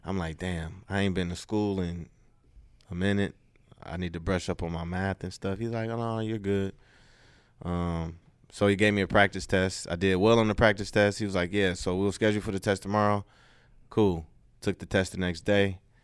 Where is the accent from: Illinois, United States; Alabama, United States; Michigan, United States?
Michigan, United States; Detroit; moved away as an adult; also born or lived in Louisiana / Houston, Texas; I'm from Detroit. So I grew up in a Detroit public school system